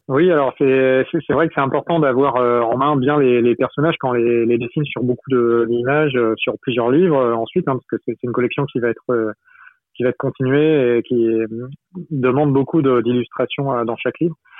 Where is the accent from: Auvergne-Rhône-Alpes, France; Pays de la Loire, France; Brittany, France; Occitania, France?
Brittany, France; moi je suis breton